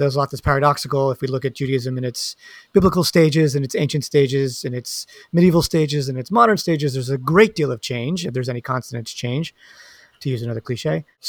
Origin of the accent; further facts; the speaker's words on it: Westchester County, New York, United States; My pronouns are he and him. I'm from Westchester County outside New York City.